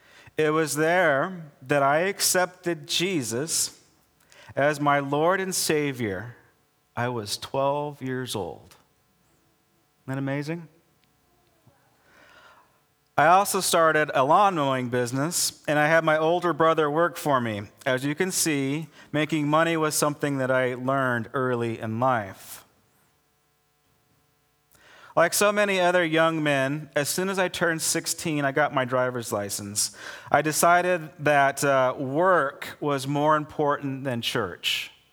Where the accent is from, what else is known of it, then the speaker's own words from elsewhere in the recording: Idaho, United States; Growing up in Idaho, there's a testimony right there, right? Growing up in Idaho, Mom took us to church every Sunday morning and night, and Wednesdays she took us to youth group.